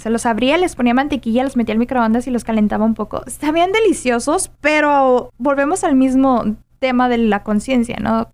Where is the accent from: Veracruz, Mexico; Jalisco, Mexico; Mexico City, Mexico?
Jalisco, Mexico; Guadalajara; soy de Guadalajara, Jalisco